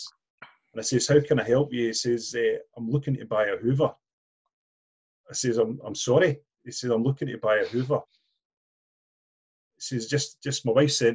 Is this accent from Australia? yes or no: no; Blackburn, Scotland, United Kingdom; also born or lived in Glasgow; I'm actually from Blackburn in West Lothian